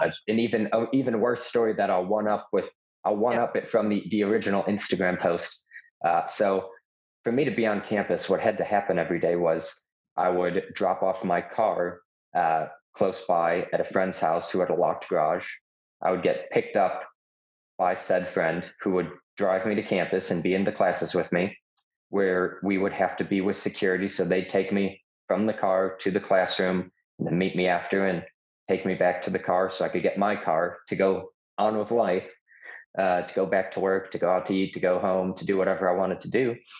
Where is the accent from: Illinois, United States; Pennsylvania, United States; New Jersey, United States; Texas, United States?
Illinois, United States; Chicago; now in Tennessee, United States; I'm from Chicago, but lived in Tennessee for almost 10 years.